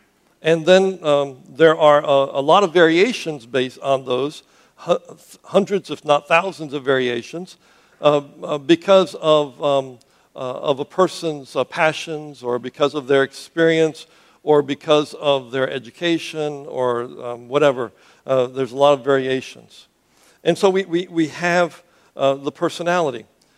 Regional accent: Cuba; I grew up as a missionary's kid. I grew up in Cuba. I left to go to Boston.

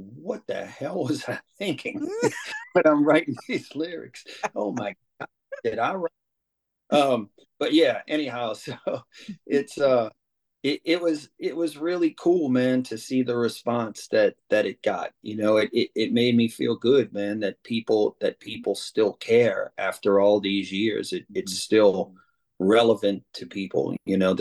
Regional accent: New Orleans, Louisiana, United States; I grew up in New Orleans East

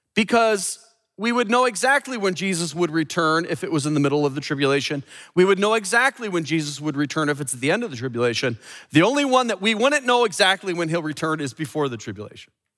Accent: Chicago, Illinois, United States; I'm from the Midwest here in Chicago

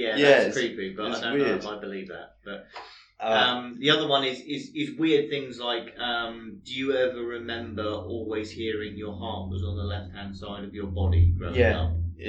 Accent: Cornwall, South West England, United Kingdom; I'm born and bred in Cornwall.

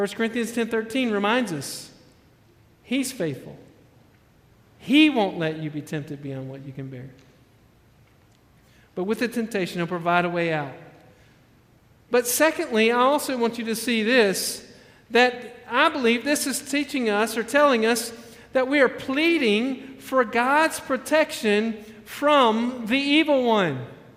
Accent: Alabama, United States; You know, I came from Alabama. I know that as being like the tornado shelter.

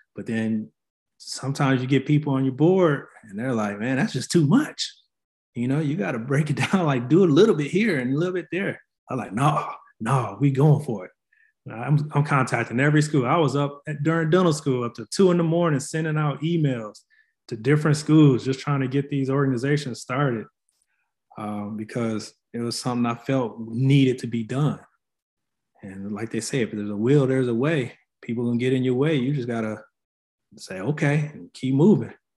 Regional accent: Flint, Michigan, United States; moved away as an adult; also born or lived in Tennessee / North Carolina; now in San Antonio, United States; born and raised in Flint, Michigan.

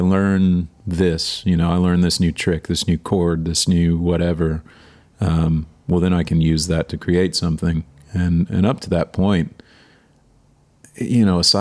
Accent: Waco, Texas, United States; also born or lived in New York; now in Nashville, United States; I grew up in Waco, Texas, which is right in the middle of the state

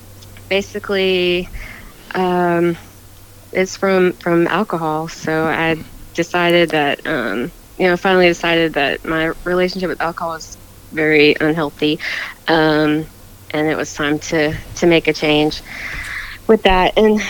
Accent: Keystone, Florida, United States; Yep, still here. Yep.

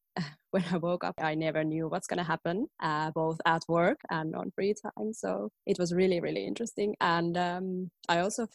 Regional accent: Finland; moved away as an adult; now in Tallinn, Estonia; I'm in Estonia, Tallinn, but I'm from Finland originally.

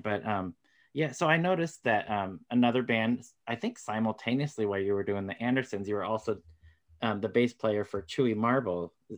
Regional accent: Florida, United States; I was born in Florida

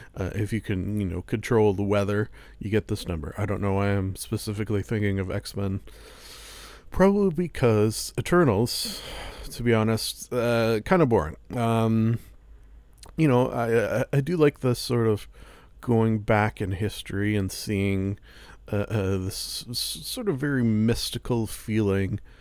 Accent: Canada; I am Canadian

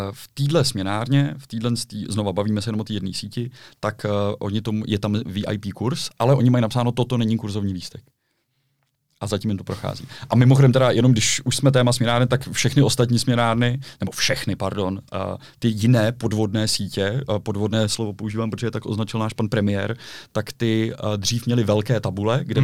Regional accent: Prague, Czechia; já jsem Čech, já jsem Pražák

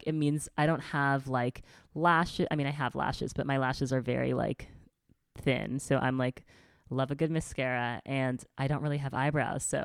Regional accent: New York City, New York, United States; growing up in New York City, when you go to private school

